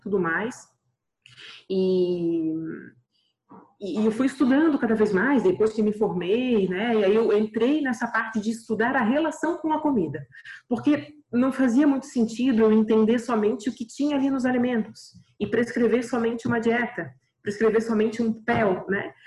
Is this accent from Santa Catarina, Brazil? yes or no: yes; Florianópolis, Santa Catarina, Brazil; eu sou aqui de Florianópolis